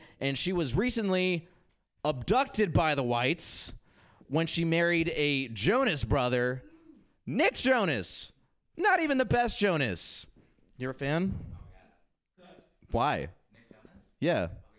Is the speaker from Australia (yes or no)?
no; India; I'm Indian, which meant growing up, my only job option was to be a disappointment. That's right. I was stoked to go back to India recently because I hadn't been forever and I wanted to go and reconnect with my culture.